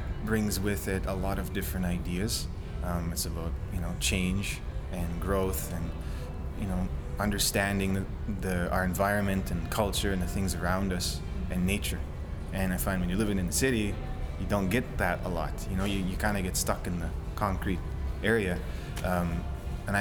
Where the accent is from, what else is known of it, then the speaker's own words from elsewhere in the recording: Peguis First Nation, Manitoba, Canada; I'm OG Cree from Peguis